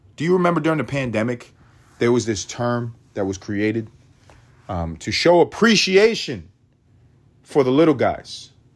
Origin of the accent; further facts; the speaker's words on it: New York City, New York, United States; I'm, I'm from New York. I'm from New York.